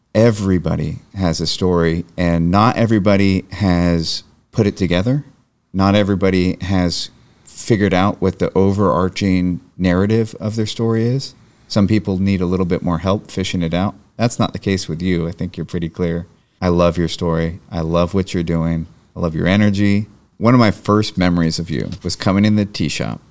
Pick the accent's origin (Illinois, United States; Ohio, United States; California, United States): California, United States; Marin County; I grew up in Marin County.